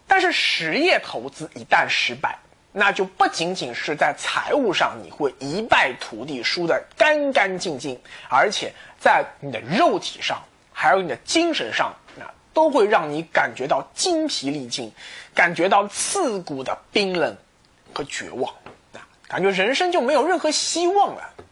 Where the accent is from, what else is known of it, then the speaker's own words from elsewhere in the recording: China; 我们中国人